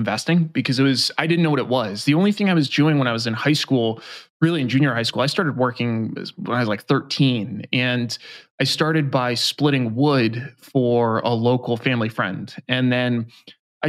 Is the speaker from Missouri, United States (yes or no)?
no; New York, United States; I grew up in New York